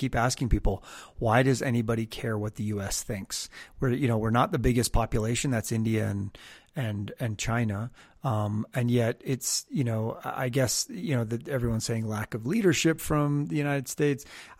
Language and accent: English; Canada; I'm Canadian, so we grew up with meters